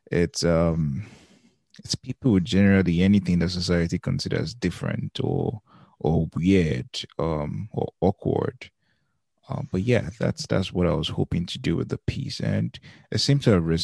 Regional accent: Lagos, Nigeria; And so we grew up partly in Lagos, um, but we also grew up paddling um, the staff quarters there.

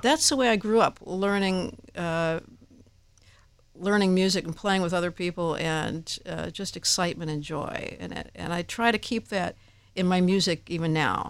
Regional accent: Downers Grove, Illinois, United States; In my hometown, Downers Grove, Illinois

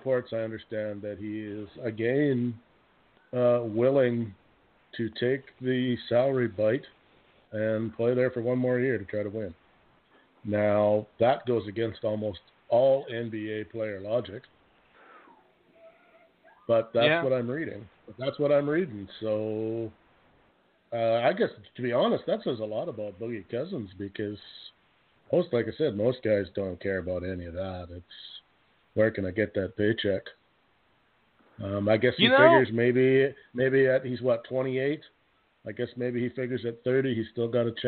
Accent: Canada; being Canadian

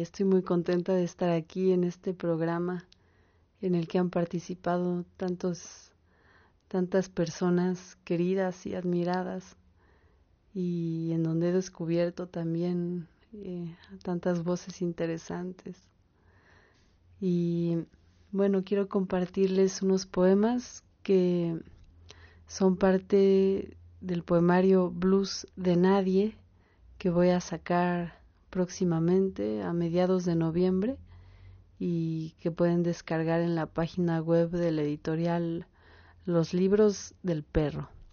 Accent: Mexico City, Mexico; soy de México, de la Ciudad de México

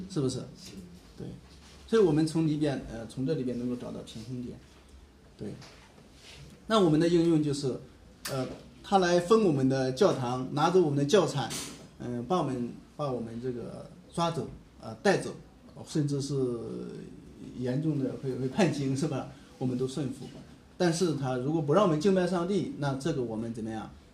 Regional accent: China; 我们中国人

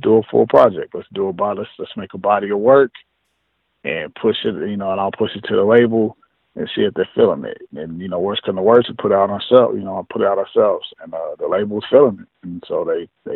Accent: Long Beach, California, United States; also born or lived in Los Angeles; And then I moved to Cali. I moved to L.A. I'm originally from Long Beach

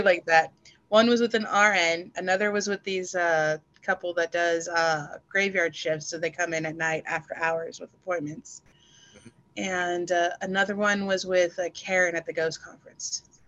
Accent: El Paso, Texas, United States; moved away as an adult; also born or lived in the South; now in Oregon, United States; I'm originally from El Paso, Texas

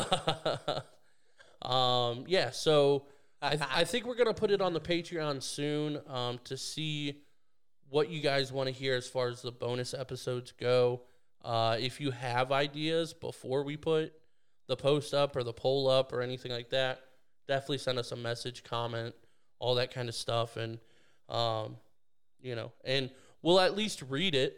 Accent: Canada; moved away; I'm, I'm Canadian

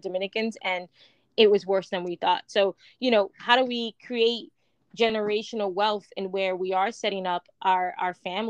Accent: New York, United States; growing up in New York

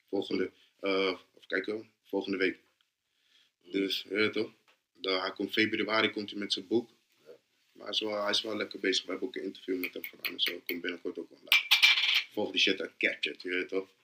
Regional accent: Rotterdam, South Holland, Netherlands; Ik ben van Noord

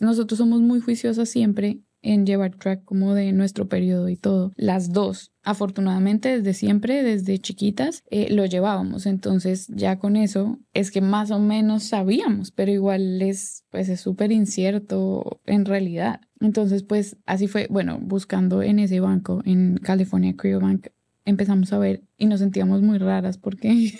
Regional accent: Colombia; now in Atlanta, United States; soy cantante y compositora orgullosamente colombiana. En este momento vivo en Atlanta, en Estados Unidos.

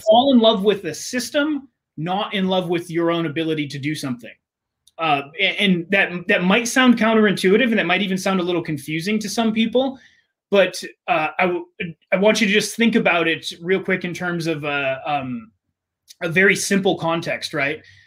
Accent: United States; I grew up with in America

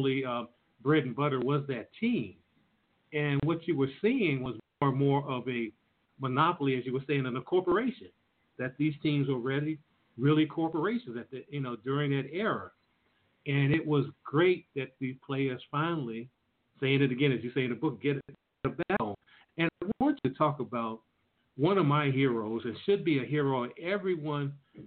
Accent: Washington, District of Columbia, United States; I was from Washington, D.C.

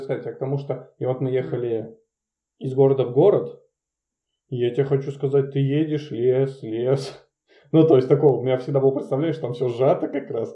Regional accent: Murmansk, Murmansk Oblast, Russia; это чисто из-за детства, потому что я каждый год из Мурманска в Ивановскую область проезжал

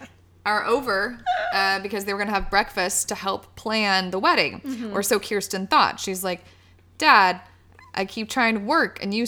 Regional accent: Las Vegas, Nevada, United States; moved away; also born or lived in Nashville / Chicago; I grew up in Las Vegas, Nevada.

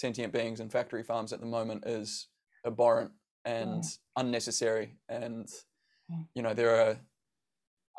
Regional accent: New Zealand; growing up in New Zealand

